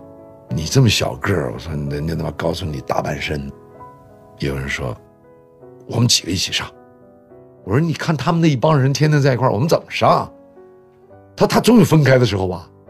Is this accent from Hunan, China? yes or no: no; Deyang, Sichuan, China; also born or lived in Luoyang / Hubei / Shanghai; 我生在洛阳。完了，长在四川、湖北。其实我出生地洛阳，我没怎么生活过。很小，我妈妈把我们就送回上海了。完了，又把我们从上海接到四川。我们到了四川以后呢，在德阳的第二重型机械厂